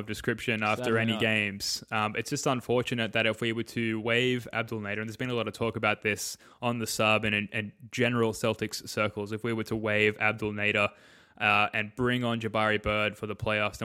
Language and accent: English; Australia; being Australian hoops fans